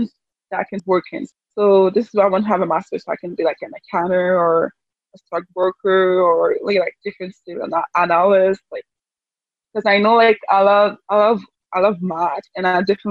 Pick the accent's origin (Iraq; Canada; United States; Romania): Canada; I'm from Canada